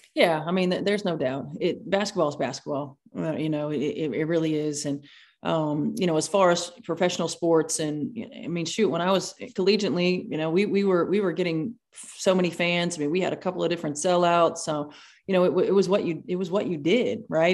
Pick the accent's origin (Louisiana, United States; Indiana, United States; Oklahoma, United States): Indiana, United States; you grew up in Indiana, so of course you played basketball